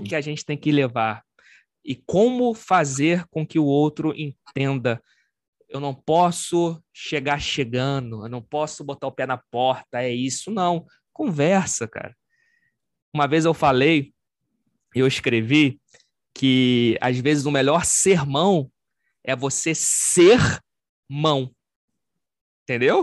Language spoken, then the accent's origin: Portuguese; Rio de Janeiro, Brazil; eu sou do Rio de Janeiro, sou carioca, sou descendente de italiano